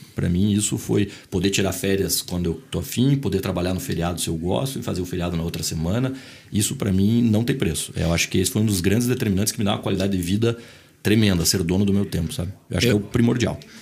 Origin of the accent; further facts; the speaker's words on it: Curitiba, Paraná, Brazil; also born or lived in Boston, United States; Nasci em Curitiba, minha família inteira de Santa Catarina. É, estudei em colégio marista